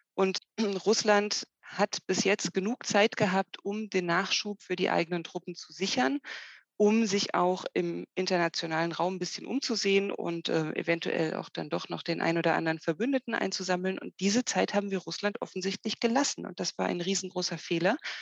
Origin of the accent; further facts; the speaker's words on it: Germany; wir als Deutsche